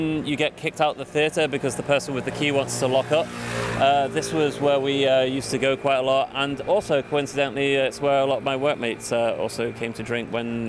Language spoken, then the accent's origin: English; England, United Kingdom; moved away as an adult; now in Denmark; I stay here because of Denmark rather than I stay here just because I'm running away from England.